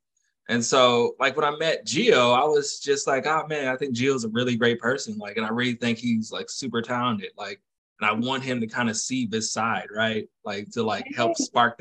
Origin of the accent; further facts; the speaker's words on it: Fayetteville, North Carolina, United States; I am from Fayetteville, North Carolina